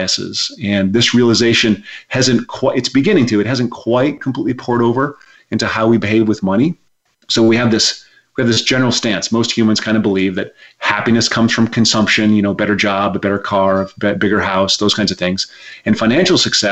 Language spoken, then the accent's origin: English; Rapid City, South Dakota, United States; moved away as an adult; now in Berkeley, United States; I was raised in Rapid City, South Dakota.